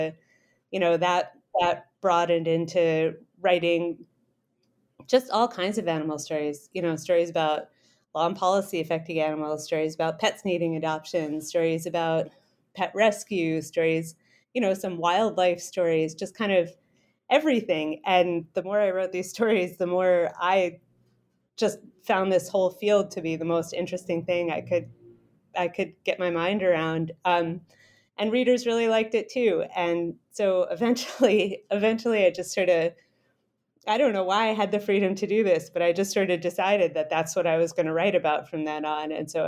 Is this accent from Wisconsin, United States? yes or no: no; Rhode Island, United States; also born or lived in Saipan; Oh, sure. I'm originally from Rhode Island. My family is still around there.